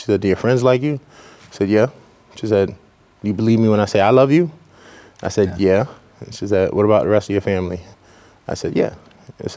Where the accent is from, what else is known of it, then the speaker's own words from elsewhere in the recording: New York City, New York, United States; Born and raised in the Bronx, New York